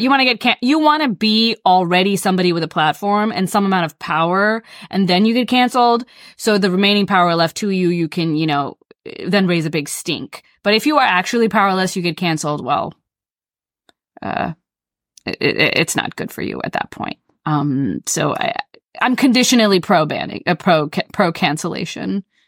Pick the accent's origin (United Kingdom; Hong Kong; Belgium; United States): United States; the South; I grew up in the South